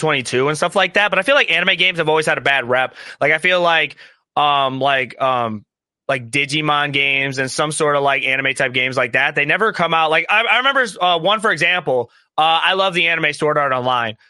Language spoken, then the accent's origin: English; Ohio, United States; we're from Ohio